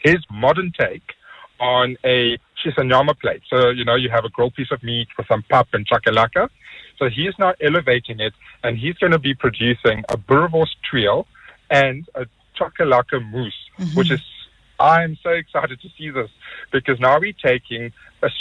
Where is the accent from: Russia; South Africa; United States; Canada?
South Africa; as South African chefs